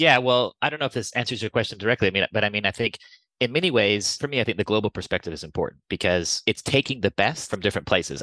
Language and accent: English; United States; accent: American; moved away as an adult; now in Copenhagen, Denmark; i'm obviously american you can hear from my accent i've been living and working in copenhagen for 20 years